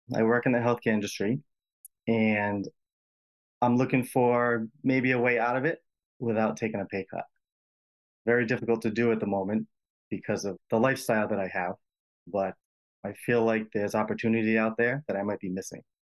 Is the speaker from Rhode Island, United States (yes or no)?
yes; Rhode Island, United States; accent: Rhode Island, distinct in the middle accent; I'm, I'm from Rhode Island